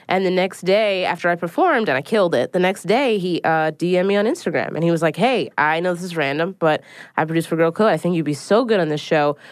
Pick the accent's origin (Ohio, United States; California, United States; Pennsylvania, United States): Pennsylvania, United States; Philadelphia; now in New York City, United States; I live in New York City. I'm originally from Philadelphia